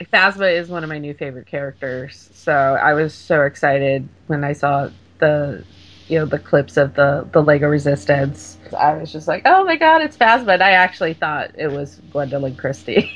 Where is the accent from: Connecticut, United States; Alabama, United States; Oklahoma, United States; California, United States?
California, United States; Orange County; moved away; I grew up in Orange County, so I'm a big Disneyland girl